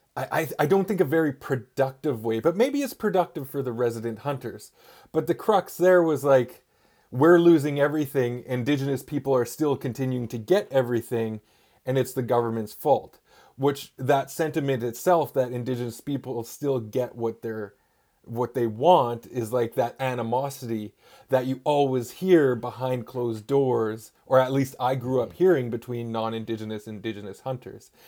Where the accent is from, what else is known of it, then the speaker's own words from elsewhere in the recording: Gitxaala First Nation, Northwest Coast, British Columbia, Canada; I'm from the Git Gap First Nation on the Northwest Coast